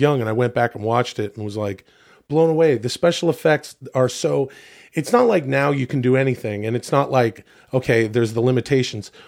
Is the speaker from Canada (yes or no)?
yes; Canada; where I grew up in Canada